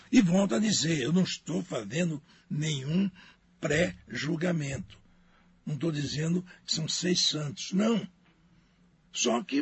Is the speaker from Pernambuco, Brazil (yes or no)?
yes; Pernambuco, Brazil; Não, sou pernambucano.